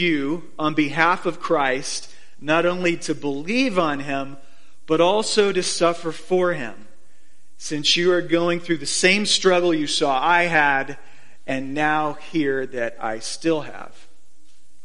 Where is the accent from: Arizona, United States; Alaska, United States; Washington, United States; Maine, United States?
Arizona, United States; Phoenix; now in Boise, United States; I grew up in Phoenix